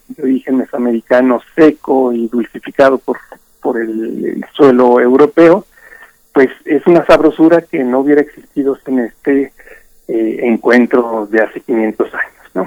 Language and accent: Spanish; Mexico; nosotros como mexicanos herederos de este patrimonio cultural gastronómico